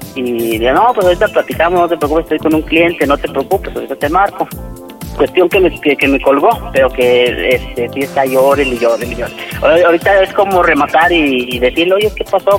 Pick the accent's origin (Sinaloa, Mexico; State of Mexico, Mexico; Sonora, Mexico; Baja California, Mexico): State of Mexico, Mexico; Toluca; moved away as an adult; now in Zacatecas, Mexico; nosotros somos originarios del Estado de México, de Toluca